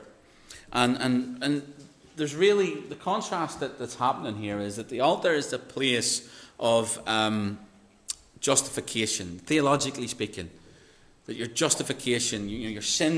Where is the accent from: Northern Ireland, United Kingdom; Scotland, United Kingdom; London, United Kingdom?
Northern Ireland, United Kingdom; Mirror, when I say mirror as a Northern Irish person, it's very different to how you pleasant English people say mirror.